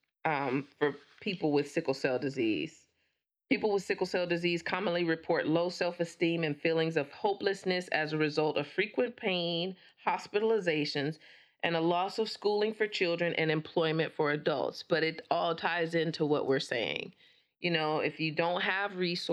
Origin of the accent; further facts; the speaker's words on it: Flint, Michigan, United States; I'm from Flint